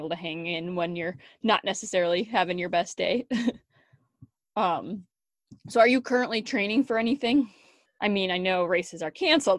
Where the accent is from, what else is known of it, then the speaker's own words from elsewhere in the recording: Wisconsin, United States; moved away as an adult; also born or lived in North Dakota; I had plenty in my hometown, even here in Wisconsin.